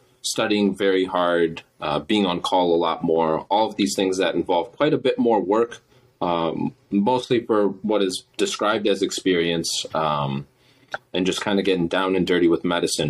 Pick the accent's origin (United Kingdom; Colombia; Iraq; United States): United States; Midwest; I'm from the Midwest area.